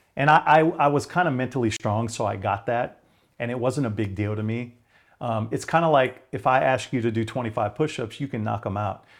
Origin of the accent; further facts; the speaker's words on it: Hawaii, United States; moved away; I was a water junkie growing up in Hawaii